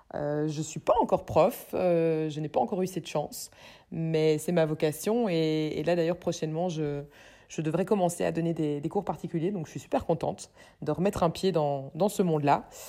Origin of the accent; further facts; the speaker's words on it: Brussels, Brussels-Capital Region, Belgium; j'habite à Bruxelles, je suis bruxelloise pure souche, j'adore notre ville.